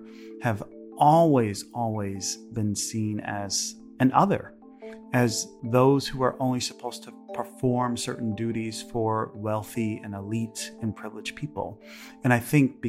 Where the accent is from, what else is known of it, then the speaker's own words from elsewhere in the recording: Chicago, Illinois, United States; Chicago's my hometown